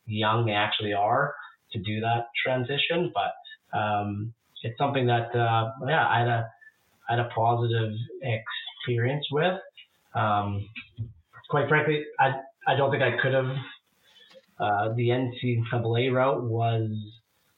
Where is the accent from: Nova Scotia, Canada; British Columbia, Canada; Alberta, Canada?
British Columbia, Canada; Vancouver; also born or lived in Toronto, Ontario / Burnaby; I'm from Vancouver and was traded at the trade deadline to my hometown